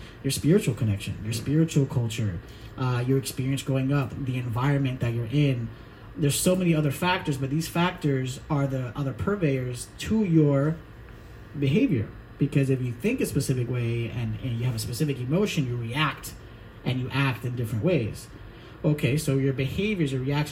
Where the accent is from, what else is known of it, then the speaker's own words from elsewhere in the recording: New Jersey, United States; I'm from New Jersey